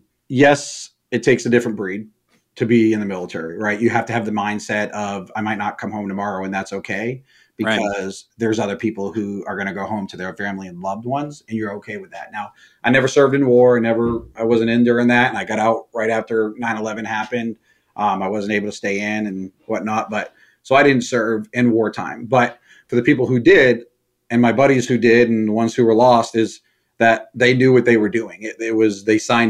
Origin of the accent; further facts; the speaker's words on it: Maine, United States; moved away as an adult; now in Indiana, United States; I'm originally from Maine